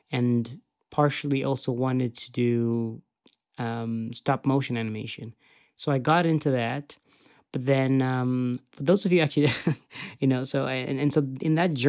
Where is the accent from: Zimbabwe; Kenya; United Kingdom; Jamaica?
Zimbabwe; I was very blessed that I grew up in Zimbabwe because I had the opportunity to watch such a diverse library of content